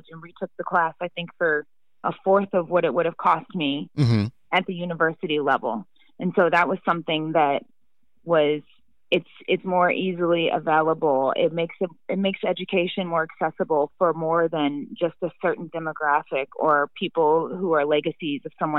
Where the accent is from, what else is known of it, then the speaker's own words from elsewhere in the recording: St. Louis, Missouri, United States; I'm from St. Louis here, people love to ask you what high school that you went to.